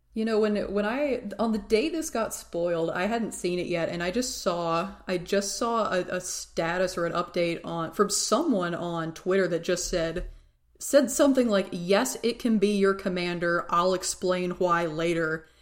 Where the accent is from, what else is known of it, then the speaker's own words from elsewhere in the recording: Tennessee, United States; I'm from Tennessee